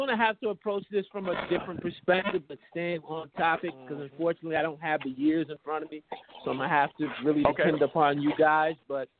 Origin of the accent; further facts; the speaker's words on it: Detroit, Michigan, United States; I'm from Detroit